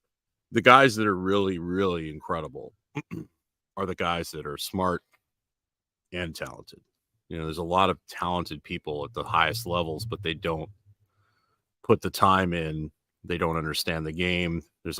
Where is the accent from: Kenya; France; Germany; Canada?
Canada; I was talking to a friend of mine that I grew up with in Canada